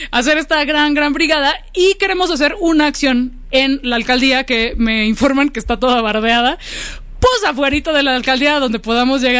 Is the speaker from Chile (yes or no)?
no; Venustiano Carranza, Mexico City, Mexico; Así, bendito Dios, soy de la Venus Carranza.